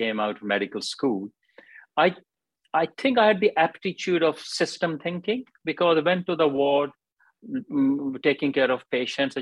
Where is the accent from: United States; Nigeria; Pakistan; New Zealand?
Pakistan; moved away as an adult; also born or lived in Glasgow, United Kingdom / Wales, United Kingdom; now in United Kingdom; I came from Pakistan, did my first degree